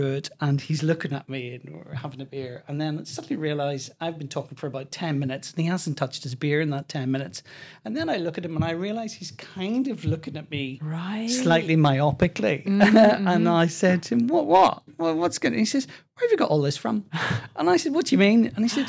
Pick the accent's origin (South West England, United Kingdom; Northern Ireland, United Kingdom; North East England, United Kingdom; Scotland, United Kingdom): Northern Ireland, United Kingdom; Belfast; I'm from Belfast.